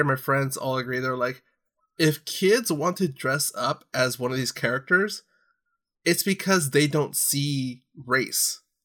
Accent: Orange County, California, United States; growing up in Orange County

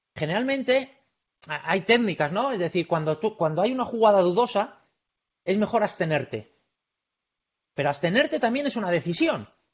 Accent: Bilbao, Basque Country, Spain; yo soy de Bilbao

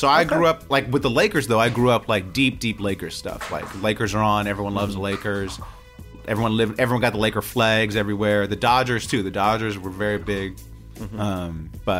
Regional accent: Southern California, United States; I'm from Southern California.

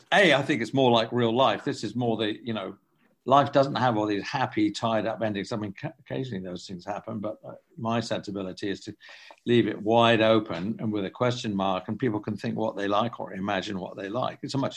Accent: England, United Kingdom; I'm from England, and I grew up with French, Italian, and German movies.

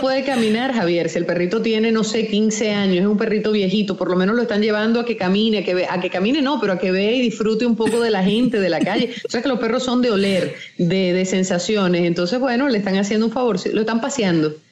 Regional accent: Maracay, Aragua, Venezuela; moved away as an adult; also born or lived in Cuba; now in United States; crecí en Venezuela, Maracay eh, es mi ciudad

